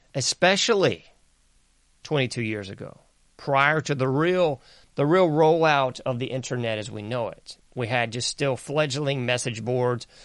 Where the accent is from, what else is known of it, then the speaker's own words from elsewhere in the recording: the South, United States; I'm from the South